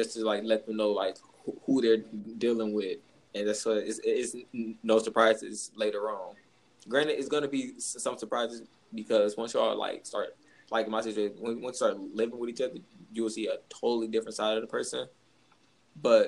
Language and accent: English; Detroit, Michigan, United States; I'm from Detroit.